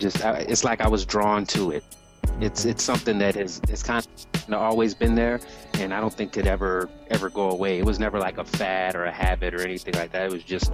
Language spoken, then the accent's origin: English; Columbus, Georgia, United States; moved away as an adult; also born or lived in Germany / Miami, Florida; I was born in Germany. I was there until I was around 5 years old, and then I moved to the States and eventually ended up in Columbus, Georgia, where I pretty much grew up.